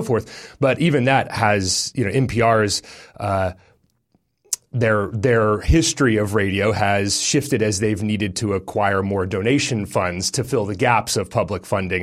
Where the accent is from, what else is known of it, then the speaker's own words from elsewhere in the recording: Texas, United States; now in New Zealand; as an American, as a Texan